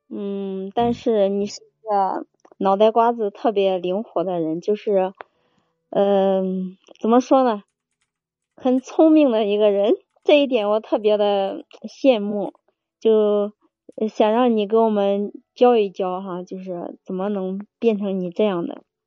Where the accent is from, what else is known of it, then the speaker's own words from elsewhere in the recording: Henan, China; 我是河南的